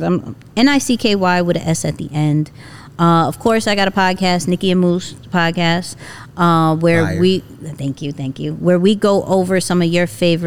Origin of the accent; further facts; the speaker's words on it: New York, United States; I'm a New Yorker